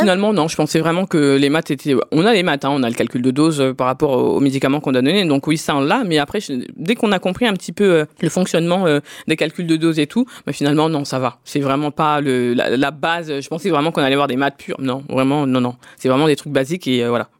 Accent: Drancy, Île-de-France, France; je suis né en France, je suis né à Drancy dans le 93, j'ai fait toutes mes études ici, j'ai travaillé ici

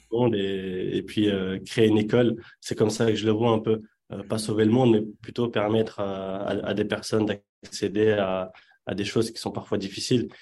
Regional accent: Yvelines, Île-de-France, France; French is a second language; also born or lived in Casablanca, Morocco; je suis né à Casablanca. Je suis arrivé très jeune, à l'âge de, 5-6 ans. Et puis, j'ai grandi principalement dans, dans les Yvelines.

